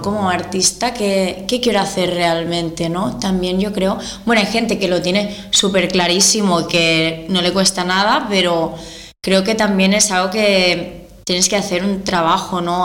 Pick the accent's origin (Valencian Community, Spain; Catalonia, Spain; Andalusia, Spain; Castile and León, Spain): Catalonia, Spain; Malgrat de Mar; yo soy de Malgrat de Mar, eh, es un pueblo muy pequeño, ¿vale? De costa.